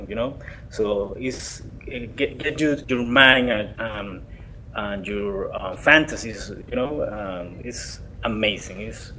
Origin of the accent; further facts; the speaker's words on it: Colombia; moved away; I'm from Colombia